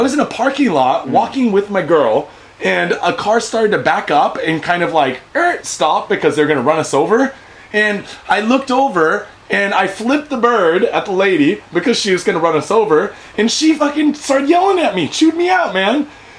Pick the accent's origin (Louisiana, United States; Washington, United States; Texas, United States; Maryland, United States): Washington, United States; now in Japan; because I'm from Washington State